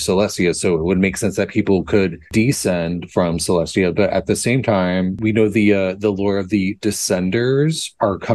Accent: Oklahoma, United States; I grew up in Oklahoma, right above Texas, which is right above Mexico

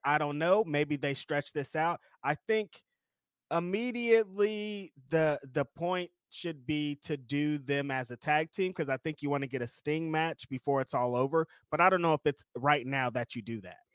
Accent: California, United States; We're from California

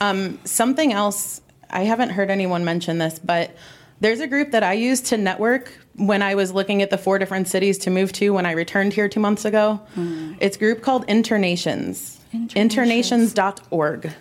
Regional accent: Ohio, United States; I'm from Ohio.

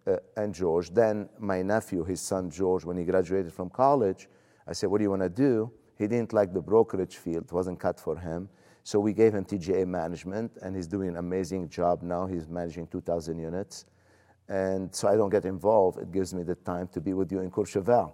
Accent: Lebanon; moved away as an adult; now in United States; where are you from?" I said, "Lebanon."

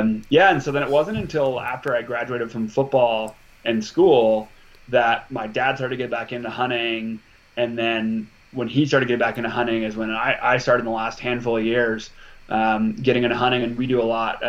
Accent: Montana, United States; also born or lived in Alaska; I was born in Alaska and I moved to Montana when I was 4.

